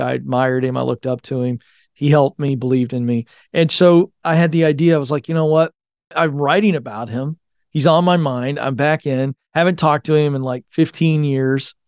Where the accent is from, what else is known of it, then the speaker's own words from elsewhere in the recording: Hampton Roads, Virginia, United States; moved away as an adult; whenever I go back to Virginia, the Tidewater, Hampton Roads area